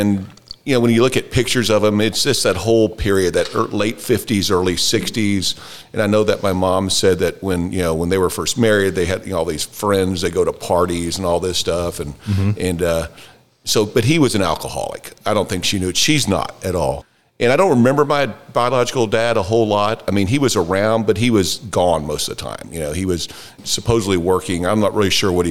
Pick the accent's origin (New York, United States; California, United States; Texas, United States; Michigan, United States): Texas, United States; Houston; I was born in Houston, Texas, 1959.